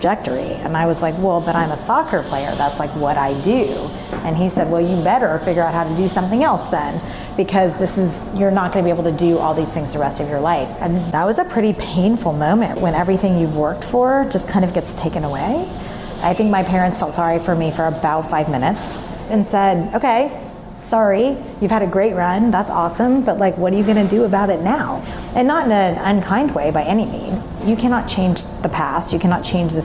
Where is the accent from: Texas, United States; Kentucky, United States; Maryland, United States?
Texas, United States; Dallas; I grew up in Dallas